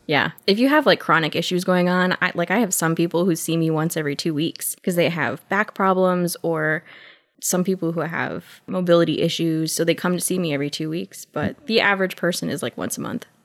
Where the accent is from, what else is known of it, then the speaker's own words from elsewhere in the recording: Waterbury, Connecticut, United States; I grew up in Waterbury